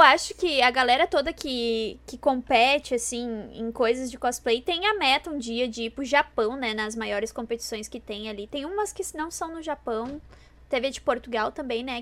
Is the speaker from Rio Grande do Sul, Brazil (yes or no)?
yes; Rio Grande do Sul, Brazil; eu sou do Rio Grande do Sul, né? Sou gaúcha